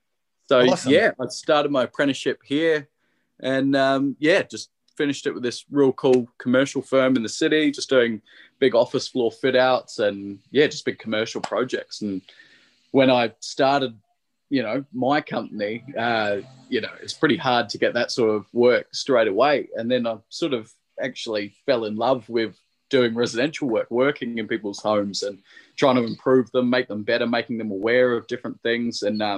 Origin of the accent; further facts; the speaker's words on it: Sydney, New South Wales, Australia; No, so I'm from Sydney.